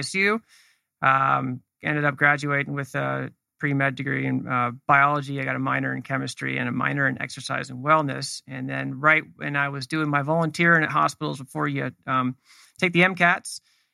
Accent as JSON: {"language": "English", "town": "Los Gatos", "region": "California", "country": "United States", "tie": "born or raised there", "also_born_or_lived": "North Dakota", "said": "I grew up in Northern California, up in the mountains of Santa Cruz Mountains. It's in between San Jose and the beach, basically. Town's called Los Gatos"}